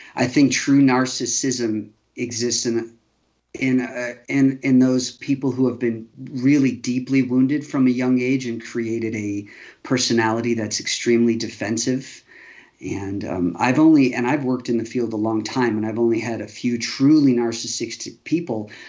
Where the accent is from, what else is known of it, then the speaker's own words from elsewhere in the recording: Chicago, Illinois, United States; I grew up fairly safe in Chicago